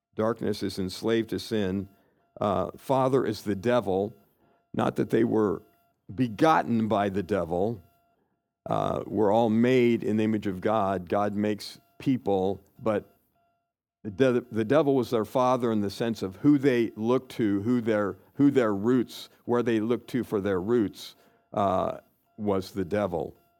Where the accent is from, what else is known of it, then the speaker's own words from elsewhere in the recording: Kansas, United States; I grew up in Kansas